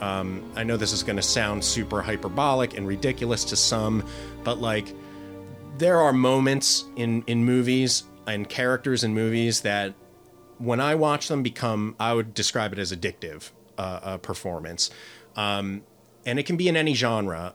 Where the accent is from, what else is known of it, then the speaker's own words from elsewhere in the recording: Philadelphia, Pennsylvania, United States; am from the U.S. I'm from Philadelphia.